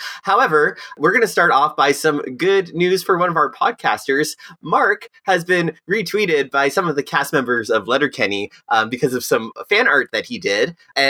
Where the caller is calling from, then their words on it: South Korea; Hi, I'm phoning in from South Korea, and it's a bright, beautiful day.